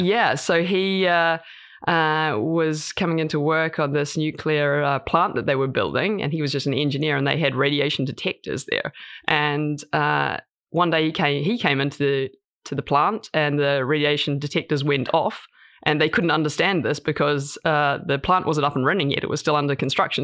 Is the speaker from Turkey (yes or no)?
no; New Zealand; moved away as an adult; also born or lived in United States / New York / London; now in Norway; I'm from New Zealand originally, uh, and I went over to the states to study.